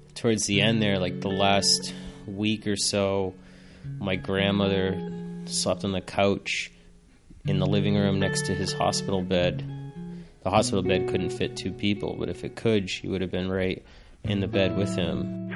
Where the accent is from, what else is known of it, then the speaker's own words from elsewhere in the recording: Plainville, Massachusetts, United States; I grew up in Massachusetts in a town called Plainville with my grandmother and my mom